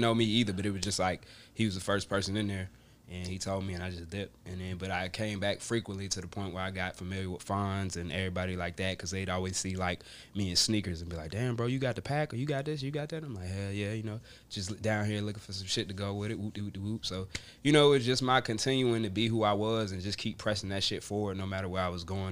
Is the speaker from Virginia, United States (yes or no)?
yes; Richmond, Virginia, United States; also born or lived in Atlanta, Georgia / Long Island, New York / North Carolina; Originally born in Atlanta, Georgia, but I was raised in Richmond, Virginia